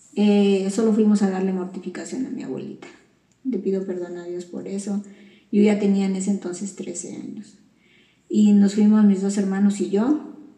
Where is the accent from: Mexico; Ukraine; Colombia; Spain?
Mexico; Veracruz; mi pueblo de Veracruz